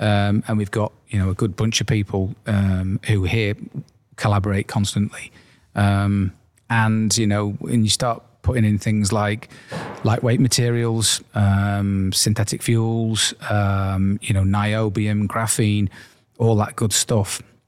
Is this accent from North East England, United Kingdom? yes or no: no; Wales, United Kingdom; And obviously, coming from the area, Ian and I grew up in and around the Liverpool area in North Wales specifically.